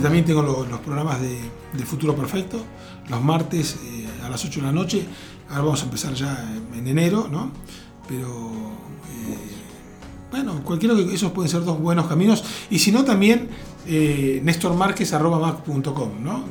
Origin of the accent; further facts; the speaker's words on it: Argentina; casi toda mi infancia y adolescencia en Argentina la viví con gobiernos militares